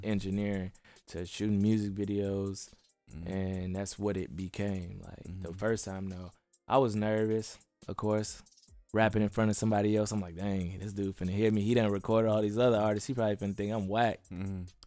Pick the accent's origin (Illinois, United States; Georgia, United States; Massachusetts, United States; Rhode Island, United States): Illinois, United States; Bellwood; moved away as an adult; also born or lived in Chicago, United States / Atlanta, United States; now in California, United States; I'm from Chicago. Uh, I moved out of the inner city when I was young, and we moved all over the place, and we landed up in Bellwood. Mm-hmm. Um, and I lived there majority of my life